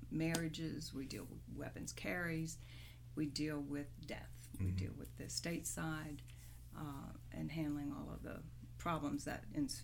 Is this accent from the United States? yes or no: yes; Pennsylvania, United States; moved away as an adult; also born or lived in Atlanta, Georgia; now in Coweta County, United States; I was born in Pennsylvania.